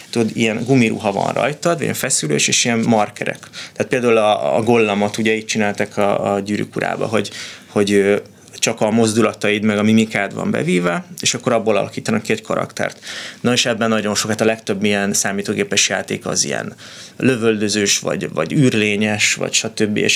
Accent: Budapest, Hungary; born there; tehát hogy ott Budapesten születtem, és úgy mentünk le, ez volt a kivonulás

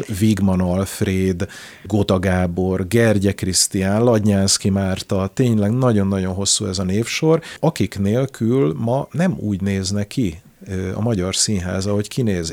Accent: Szeged, Csongrád-Csanád, Hungary; also born or lived in Budapest; Én Szegedi vagyok, ma is javarészt, ö, ott élek

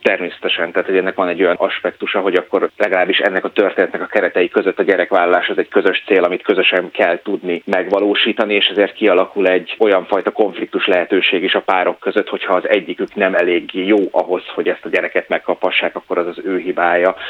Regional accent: Hungary; Magyarországról származom

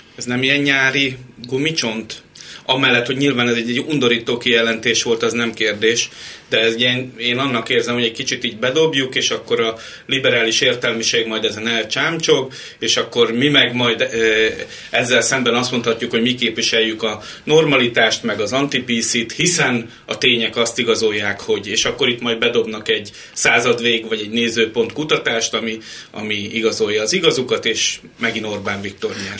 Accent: Hungary; magyarok vagyunk

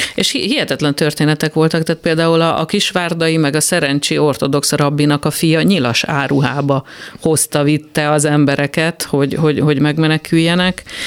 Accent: Tatabánya, Komárom-Esztergom, Hungary; én tatabányai gyerek vagyok

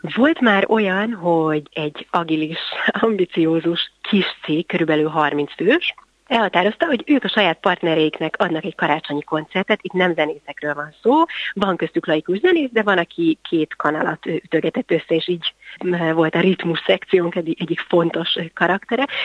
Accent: Budapest, Hungary; gyerekként, én Budapesten jártam zenei általános iskolába, aztán a gimnáziumba

